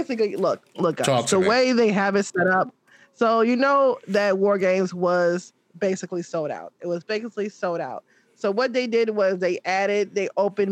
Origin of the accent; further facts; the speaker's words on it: Chicago, Illinois, United States; as a Chicagoan